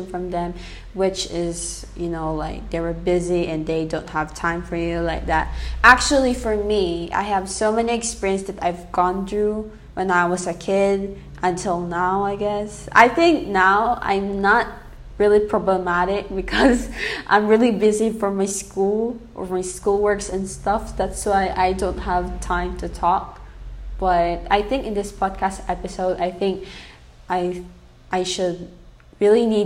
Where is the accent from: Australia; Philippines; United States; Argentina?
Philippines; first language English; also born or lived in Saudi Arabia; my mom raised me here in the Philippines, but I was born in another country, which is in Saudi Arabia